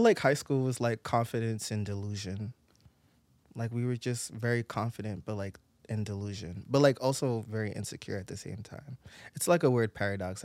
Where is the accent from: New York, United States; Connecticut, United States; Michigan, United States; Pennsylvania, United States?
New York, United States; New York City; I'm not from the Bronx. I'm from Brooklyn